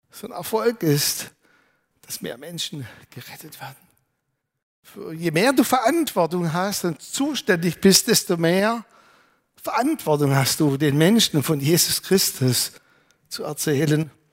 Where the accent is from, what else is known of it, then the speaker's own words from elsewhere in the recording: Germany; Wir möchten als Deutsche